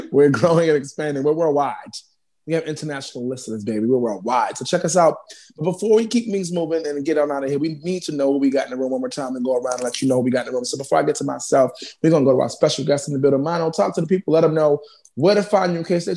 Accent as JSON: {"language": "English", "town": "New York City", "region": "New York", "country": "United States", "also_born_or_lived": "Bronx", "said": "I already know I'm representing Harlem, but I live in the Bronx now"}